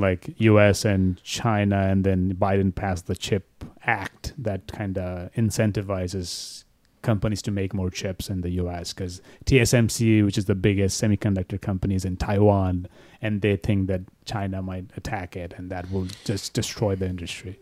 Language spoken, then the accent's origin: English; Bangladesh; moved away as an adult; now in United States; I'm from Bangladesh